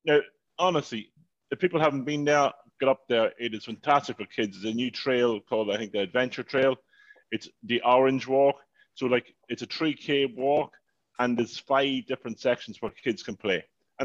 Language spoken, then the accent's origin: English; Northern Ireland, United Kingdom; It's like, I might be Northern, but I'm fucking Irish, okay?